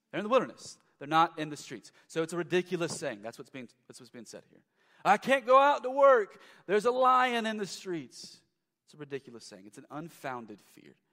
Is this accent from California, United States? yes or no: no; Lexington, Kentucky, United States; I'm from Lexington, the downtown Lexington area uh, years ago uh, was just lacking.